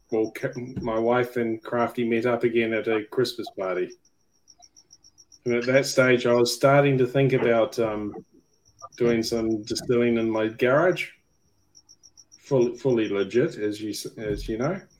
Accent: New Zealand; now in Australia; hold it against longer than I've lived in New Zealand, so I'm um, I'm probably more Australian than I am Kiwi now.

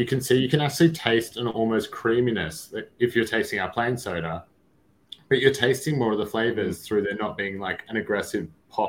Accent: Sydney, New South Wales, Australia; moved away as an adult; also born or lived in United Kingdom; now in Melbourne, Australia; I'm in Sydney at the moment. I'm from Sydney, but I live in Melbourne.

